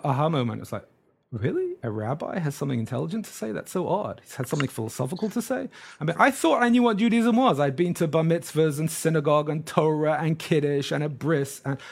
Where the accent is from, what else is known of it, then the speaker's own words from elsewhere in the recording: England, United Kingdom; moved away as an adult; now in Brooklyn, New York, United States; I grew up in England